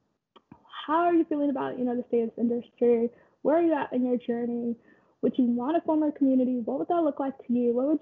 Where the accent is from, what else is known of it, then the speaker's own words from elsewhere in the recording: Kansas, United States; moved away as an adult; also born or lived in Nairobi, Kenya / Oregon; I'm originally from Nairobi, Kenya. I grew up in Kansas, went to Oregon